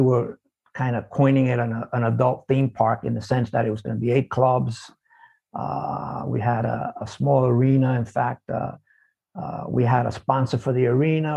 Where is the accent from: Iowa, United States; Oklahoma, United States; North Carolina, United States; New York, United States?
New York, United States; New York City; I was born in the South Bronx. So I grew up in an environment where it's kind of like dog eat dog